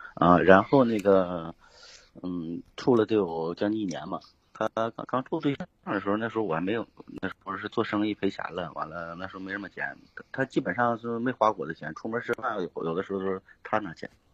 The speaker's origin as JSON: {"language": "Chinese", "region": "Northeast China", "country": "China", "moved": "yes", "said": "今年是，虚岁是二十九了，我啊也是东北的，现在在外边儿"}